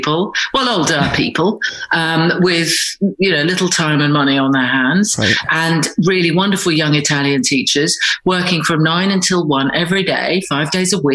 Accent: Scotland, United Kingdom; moved away; my childhood was largely spent in Scotland

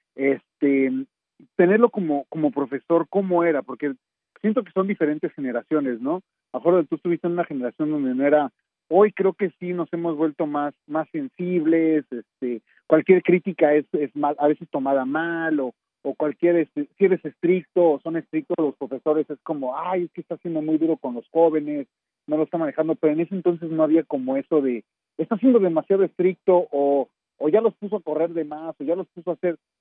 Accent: Torreón, Coahuila, Mexico; moved away; also born or lived in Mexico City; yo soy originario de Terrón, Coahuila

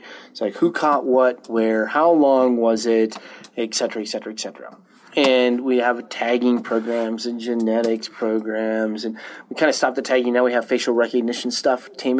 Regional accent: Montana, United States; I grew up in Montana.

